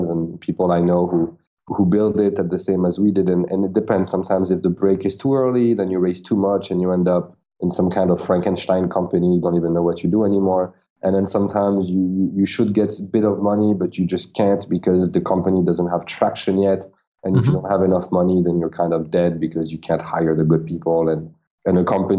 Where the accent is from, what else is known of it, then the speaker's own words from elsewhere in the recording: France; English is a second language; I'm like a French guy in New York with a big startup